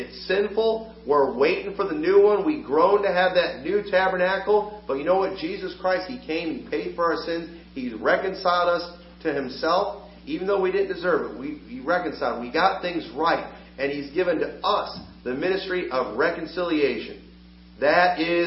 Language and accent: English; United States; As an American